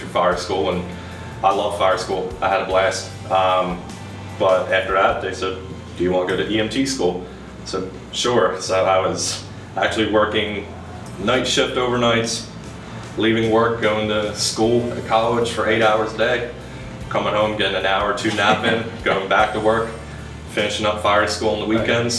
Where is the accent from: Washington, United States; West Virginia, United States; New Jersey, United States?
New Jersey, United States; Gloucester City; Grew up, born and raised in Gloucester City